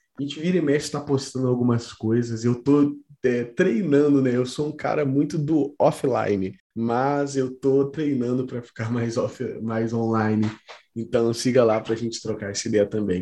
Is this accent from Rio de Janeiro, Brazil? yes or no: yes; Volta Redonda, Rio de Janeiro, Brazil; moved away as an adult; now in São Paulo, Brazil; Eu sou do Rio e tal, eu absorvi muito daquilo lá, apesar de eu, nasci, eu ser nascido no interior do Rio